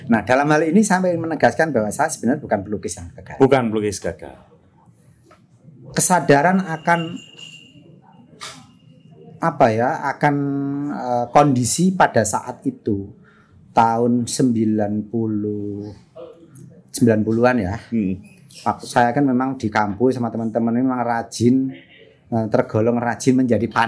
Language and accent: Indonesian; Sukoharjo, Central Java, Indonesia; saya dari Sukoharjo, Mas di kampung. Oh, oke. Okay. Di kamp, uh, jauh dari kota.